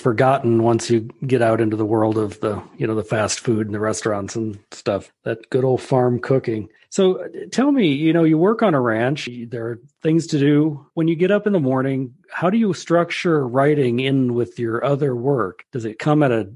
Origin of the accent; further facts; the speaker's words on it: Nebraska, United States; moved away; I remember growing up in Nebraska, we would have calves in the house.